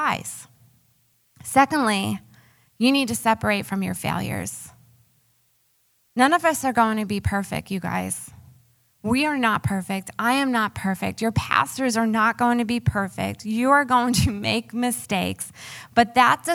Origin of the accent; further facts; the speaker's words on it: Long Island, New York, United States; accent: New York; moved away; I actually grew up on Long Island